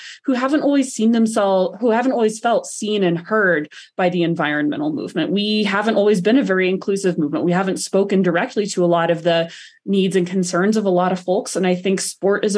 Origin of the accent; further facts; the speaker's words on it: the South, United States; now in Colorado, United States; growing up in the South was a connection to sport